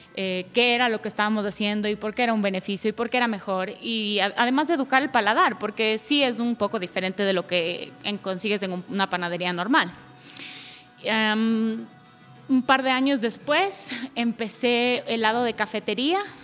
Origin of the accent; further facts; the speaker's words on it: Ecuador; moved away as an adult; una vez que me regresé a Ecuador, que fue por ahí del 2013